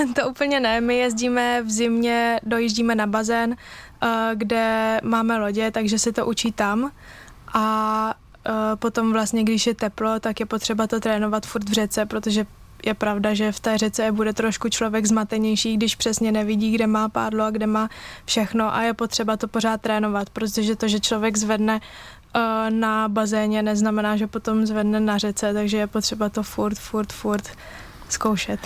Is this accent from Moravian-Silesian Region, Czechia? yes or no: no; Brno, South Moravian Region, Czechia; u nás v Brně